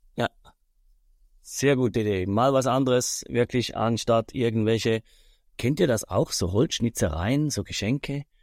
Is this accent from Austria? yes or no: no; Switzerland; bei uns in der Schweiz